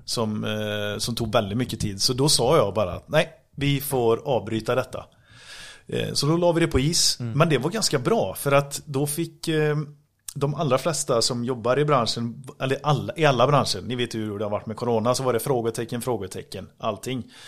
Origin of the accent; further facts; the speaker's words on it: Grästorp, Västra Götaland, Sweden; Vi är från Grästorp båda två.